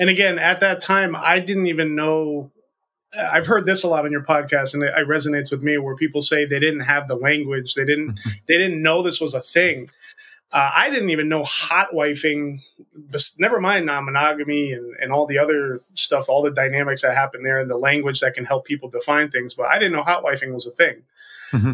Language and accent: English; the northeast of the U.S., United States; 37 years old born and raised in the northeast of the, the U.S.